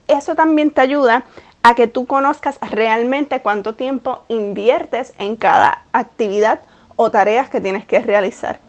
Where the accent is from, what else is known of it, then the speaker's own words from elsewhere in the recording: Puerto Rico; moved away as an adult; now in New York, United States; Puerto Rico, donde yo nací, me crié, estudié, 28 eh, años de mi vida estuve viviendo en Puerto Rico